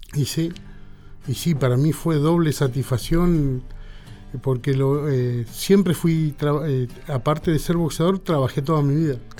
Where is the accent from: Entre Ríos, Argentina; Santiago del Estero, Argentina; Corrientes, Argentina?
Corrientes, Argentina; Solano, Correntino; yo soy de Solano y Correntino